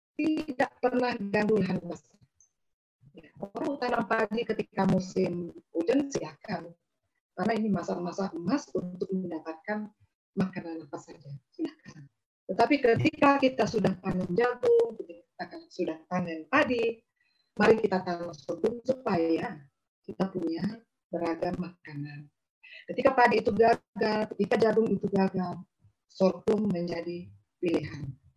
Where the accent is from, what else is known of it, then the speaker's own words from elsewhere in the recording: Pajunyan Village, West Adonara, Flores, East Nusa Tenggara, Indonesia; West Adonara Sub District is Flores. Ini dari kampung saya sendiri.